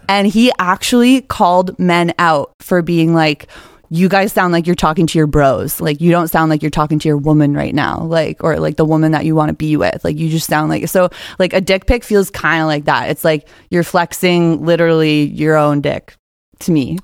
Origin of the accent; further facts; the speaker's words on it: just outside of Toronto, Ontario, Canada; I am from just outside of Toronto